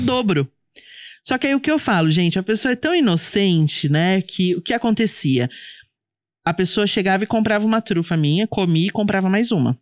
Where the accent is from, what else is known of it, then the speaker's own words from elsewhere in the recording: São Paulo, Brazil; eu sou de São Paulo